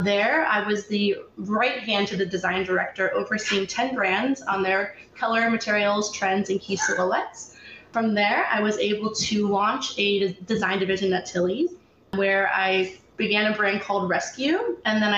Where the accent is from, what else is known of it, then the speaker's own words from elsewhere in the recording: Canton, Ohio, United States; now in Los Angeles, United States; I'm actually originally from Canton, Ohio, where I was raised by my mother